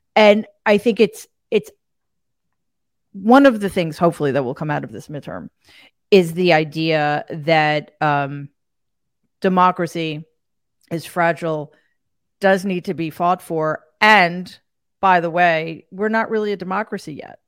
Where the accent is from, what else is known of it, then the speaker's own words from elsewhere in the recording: United States; as an American